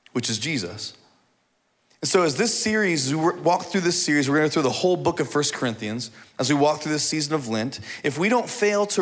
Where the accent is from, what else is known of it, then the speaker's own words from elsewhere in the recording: Indiana, United States; moved away; I grew up in Indiana on a farm